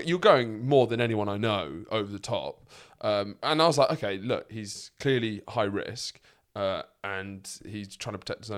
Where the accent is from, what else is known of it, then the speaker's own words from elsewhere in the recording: London, United Kingdom; also born or lived in Sussex; This is the thing, is I grew up in London, I've lived most of my life in Sussex